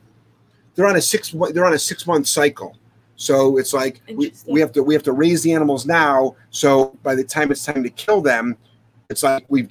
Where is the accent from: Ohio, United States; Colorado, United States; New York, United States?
Ohio, United States; moved away; I'm from Ohio